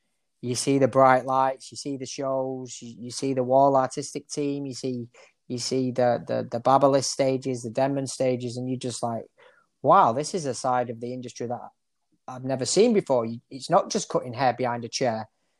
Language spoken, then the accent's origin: English; Oldham, North West England, United Kingdom; And I'm a lad from Oldham, a chavvy lad from Oldham, you know, with my model that I'd done a fade on.